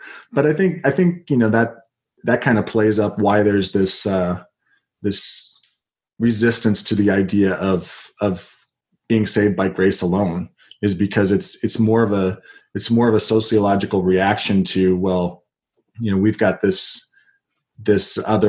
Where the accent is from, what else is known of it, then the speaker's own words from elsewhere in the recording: West Jordan, Utah, United States; I was raised in Utah, part of the time near Salt Lake City, and then the majority of my adolescence in West Jordan, which is a suburb of Salt Lake City.